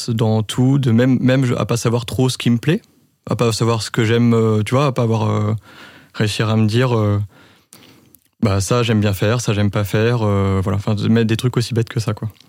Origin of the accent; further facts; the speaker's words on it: Reims, Grand Est, France; moved away as an adult; also born or lived in Lille; now in Lyon, France; 31. J'ai euh, un frère, un petit frère. Je suis né à Reims. Euh, toute ma scolarité à Reims. Je suis parti à Lille pour 5 ans, quelques voyages à l'étranger, maintenant à Lyon